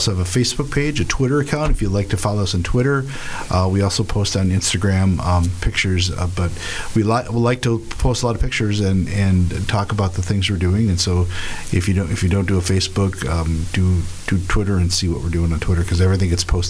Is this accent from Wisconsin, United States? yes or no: yes; Horicon, Wisconsin, United States; I'm from Horicott.